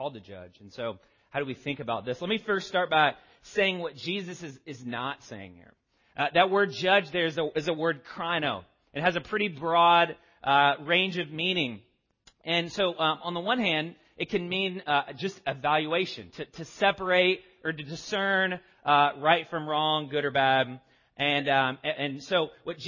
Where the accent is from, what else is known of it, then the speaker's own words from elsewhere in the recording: the South, United States; As a Southerner